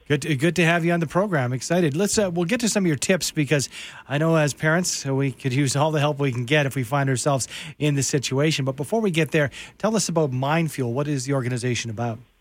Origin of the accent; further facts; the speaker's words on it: Canada; my uh, pride as a Canadian